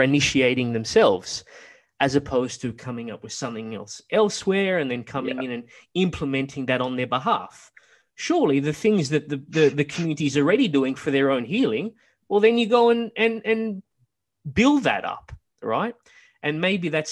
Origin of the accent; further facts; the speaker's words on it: Australia; growing up in Australia